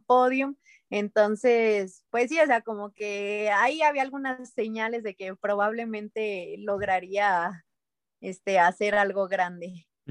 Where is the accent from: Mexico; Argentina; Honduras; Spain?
Mexico; como delegación mexicana